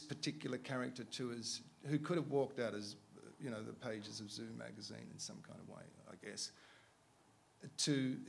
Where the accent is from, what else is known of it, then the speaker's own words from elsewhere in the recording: Australia; I mean, there's something about, I'm an Australian, and there's something about English guys I don't really get.